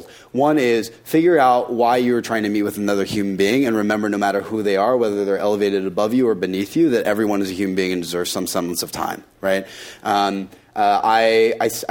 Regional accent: Tennessee, United States; I was born and raised in Tennessee

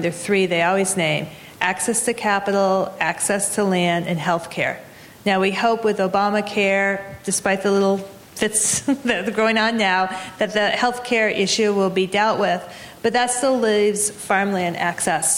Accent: Massachusetts, United States; Massachusetts, my home state

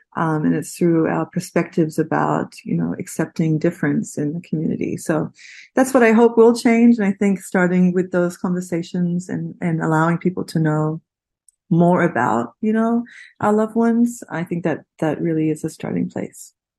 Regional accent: Australia; moved away; My family, I'm from Australia. My family lives there

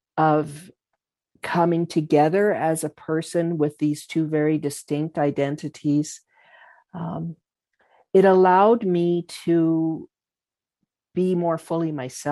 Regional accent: Calgary, Alberta, Canada; So growing up in Calgary, being born here, you actually cannot avoid that identity.

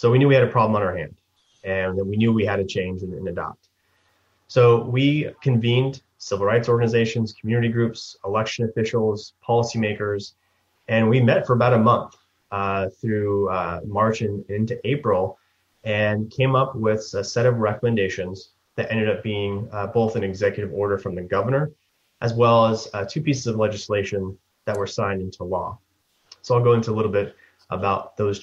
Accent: Sacramento, California, United States; I'm from Sacramento

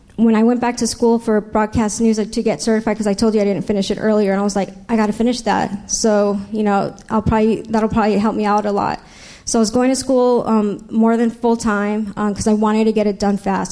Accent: San Diego, California, United States; also born or lived in Los Angeles / New York; I was raised right here in San Diego.

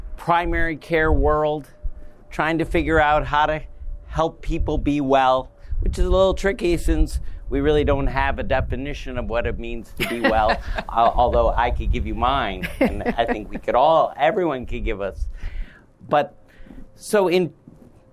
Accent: Midwest, United States; We're both from the Midwest, we're both doctors

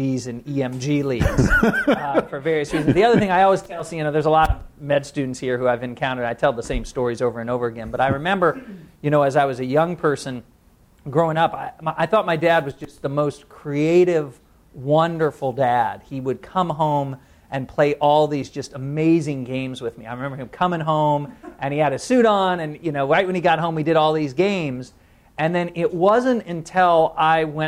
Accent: Indiana, United States; now in San Francisco, United States; I was raised in Indiana, so I'm one of the few Hoosiers around here

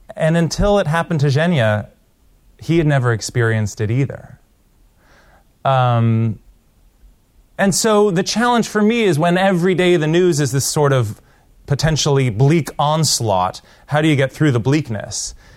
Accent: Portland, Oregon, United States; moved away; also born or lived in India; my hometown, Portland, Oregon

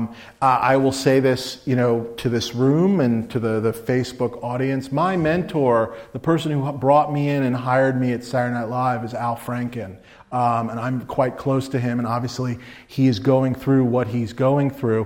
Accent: New York, United States; I'm a Jew from New York. I'm a fat Jew from New York.

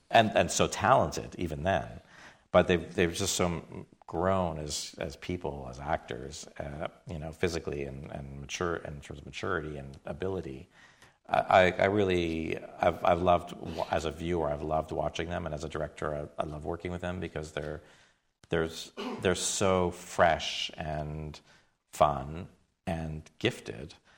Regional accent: Toronto, Ontario, Canada; I grew up in Toronto

